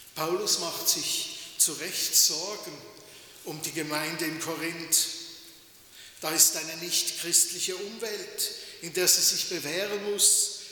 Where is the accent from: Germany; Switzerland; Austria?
Switzerland; bei uns in der Schweiz